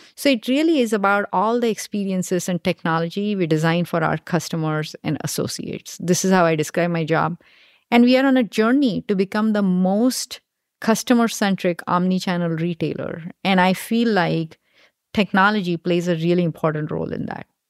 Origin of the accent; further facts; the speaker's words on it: India; moved away as an adult; now in United States; I grew up in India and did my undergrad in India, and then I came here to do my graduate school